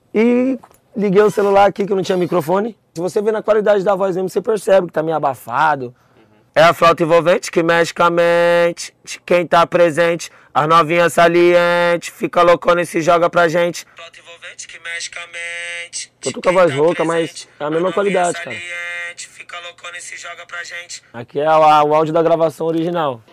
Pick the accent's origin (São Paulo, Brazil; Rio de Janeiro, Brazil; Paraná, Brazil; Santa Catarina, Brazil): São Paulo, Brazil; Embu das Artes; also born or lived in Capão Redondo, São Paulo; now in São Paulo, Brazil; Nasci no Embu das Artes. Aí, com 13 anos de idade, eu saí de lá, fui morar no Capão.